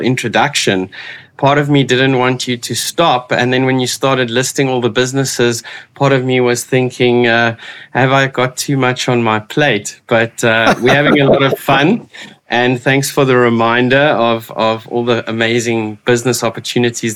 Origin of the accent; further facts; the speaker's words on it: Port Elizabeth, Eastern Cape, South Africa; moved away as an adult; also born or lived in Witbank, South Africa; now in Cape Town, South Africa; I grew up on the east coast of South Africa in Port Elizabeth. I went to school there and moved to Cape Town 23 years ago now